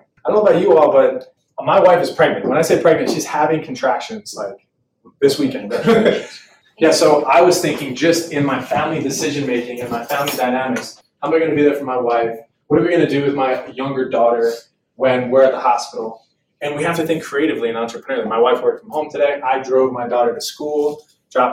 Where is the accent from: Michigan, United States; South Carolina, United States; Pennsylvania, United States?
Pennsylvania, United States; Philadelphia; moved away as an adult; also born or lived in Oklahoma; I'm originally from Philadelphia